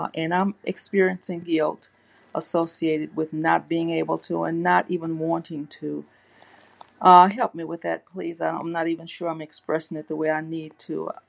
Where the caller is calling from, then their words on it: Louisiana, United States; I'm calling from Louisiana.